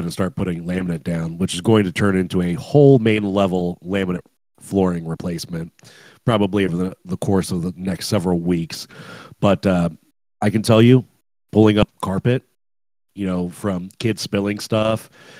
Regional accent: West Virginia, United States; moved away; I'm from West Virginia

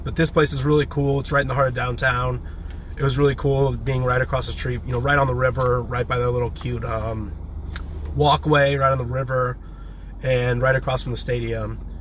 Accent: Champaign, Illinois, United States; also born or lived in San Diego, California; now in Nashville, United States; I grew up in a fairly big town called Champaign, Illinois.

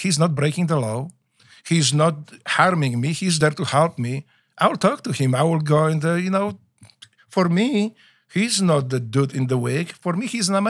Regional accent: Łódź, Łódź Voivodeship, Poland; English is a second language; moved away as an adult; now in United States; when I was growing up in Poland

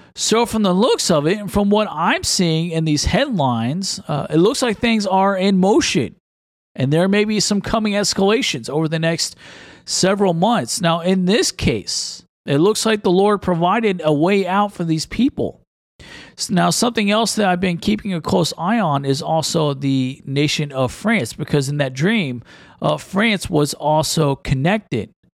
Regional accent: United States; I'm an American and a, a pastor

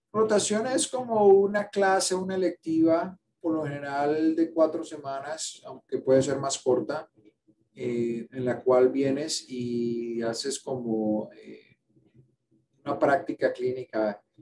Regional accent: Cali, Valle del Cauca, Colombia; moved away as an adult; now in United States; Yo nací en Cali, Cali, Colombia

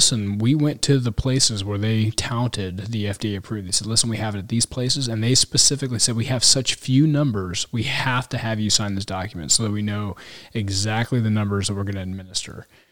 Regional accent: Texas, United States; As a Texan, I can latch on to that.

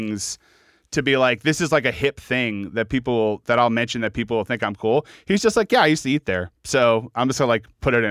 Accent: Long Island, New York, United States; I, somewhat less famously, also grew up on Long Island

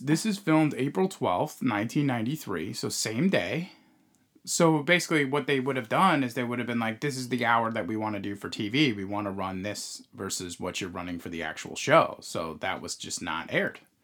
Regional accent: New York, United States; we're from New York

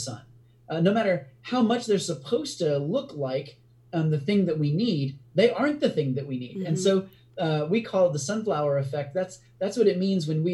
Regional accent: United States; also born or lived in India; an American

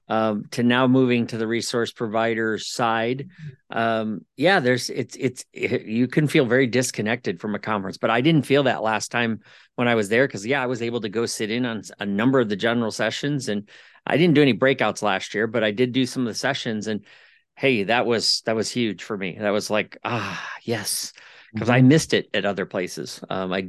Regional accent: Ohio, United States; I'm from Ohio, and we don't see the sun until probably May

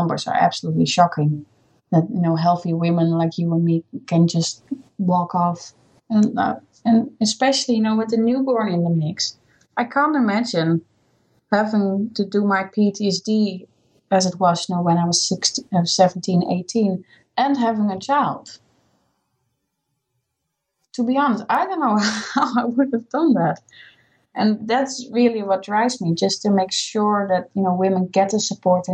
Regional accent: Netherlands; English is a second language; moved away as an adult; also born or lived in Scotland; now in United Kingdom

